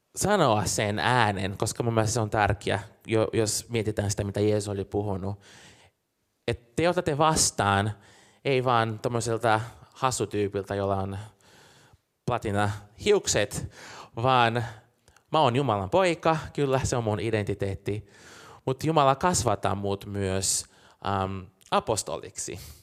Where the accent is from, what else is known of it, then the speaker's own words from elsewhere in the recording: Brazil; now in Helsinki, Finland; mä oon Brasiliasta kotoisin